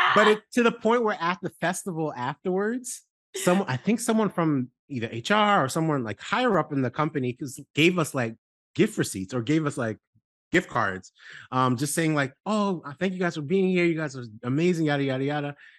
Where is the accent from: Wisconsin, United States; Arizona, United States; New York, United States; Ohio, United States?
New York, United States; New York City; I'm from New York City